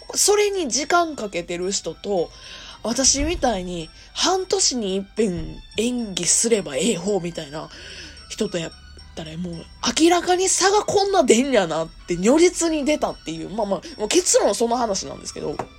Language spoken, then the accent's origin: Japanese; Kansai, Japan; accent: Kansai-ben; ちゃきちゃき関西弁の、まあ、アラサー OL